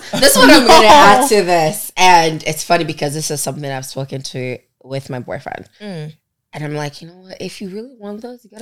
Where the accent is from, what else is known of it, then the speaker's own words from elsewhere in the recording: Onitsha, Anambra, Nigeria; now in Toronto, Canada; I'm from Anambra and I'm from Onitsha.